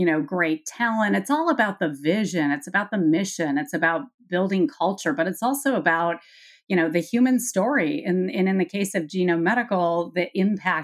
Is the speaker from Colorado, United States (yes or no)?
yes; Colorado, United States; also born or lived in Minnesota / Honduras; I grew up in Colorado, went to Colorado State University in Fort Collins